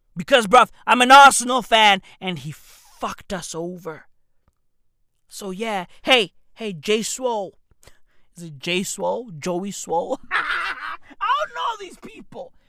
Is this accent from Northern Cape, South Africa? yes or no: no; Johannesburg, Gauteng, South Africa; I'm from Johannesburg. The east of Johannesburg, to be exact